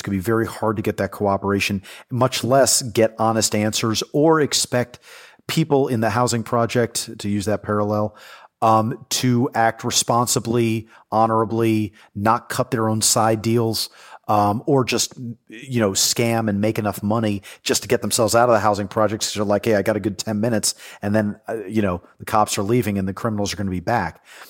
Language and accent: English; New York City, New York, United States; So I'm a native New Yorker. I was raised in the New York City of the 1980s, where crime ran amok.